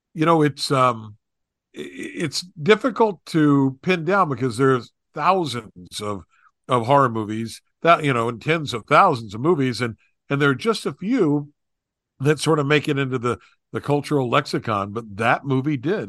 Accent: West Virginia, United States; moved away; back in my home state of West Virginia

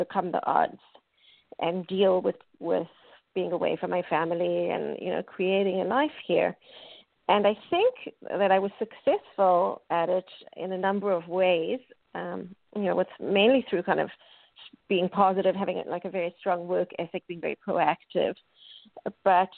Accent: South Africa; moved away as an adult; now in United States; I grew up in South Africa

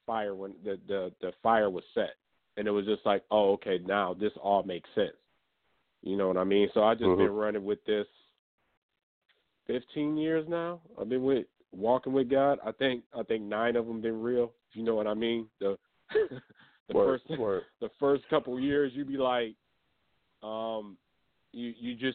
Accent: Grand Rapids, Michigan, United States; I'm from Grand Rapids, Michigan

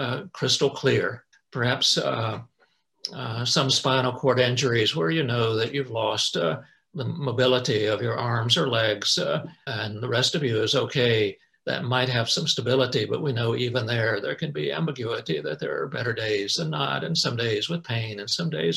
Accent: North Carolina, United States; moved away; I grew up in North Carolina, and my two brothers and mom and dad live there and still live there

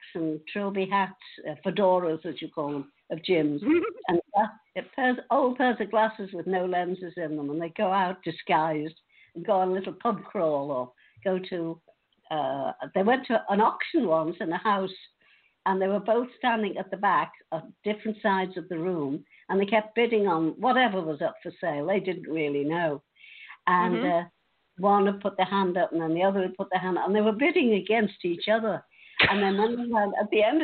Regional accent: Liverpool, North West England, United Kingdom; growing up in Liverpool during wartime

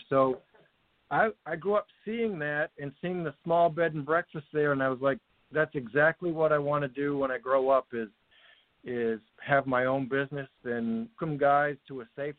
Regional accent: Auburn, Maine, United States; moved away; I grew up in Auburn, Maine, and that's pretty much where I got my taste of working in the hospitality industry. I actually grew up on the road to a small ski area there called Lost Valley.

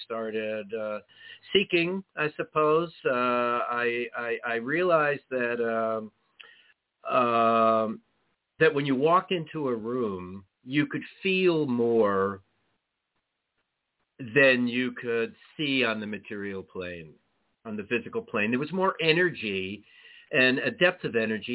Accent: New York City, New York, United States; moved away as an adult; also born or lived in California; I grew up in Manhattan

